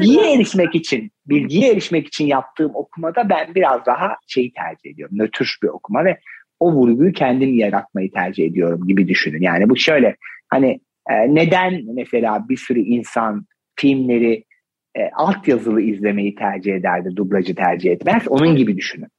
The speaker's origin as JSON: {"language": "Turkish", "region": "Ordu", "country": "Turkey", "moved": "yes", "said": "ben normalde oralıyım."}